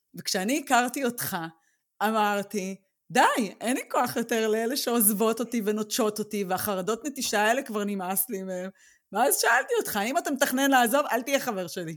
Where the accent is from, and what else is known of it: Israel; now in Germany